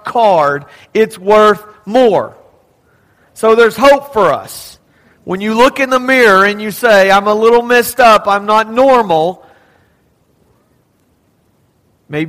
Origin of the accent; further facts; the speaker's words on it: Texas, United States; Growing up in Texas